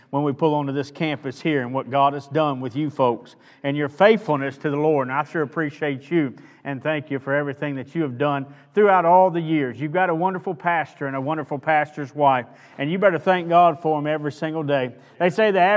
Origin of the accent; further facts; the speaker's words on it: Louisiana, United States; I'm from Louisiana, I probably talk a little different than most of you are used to listening to.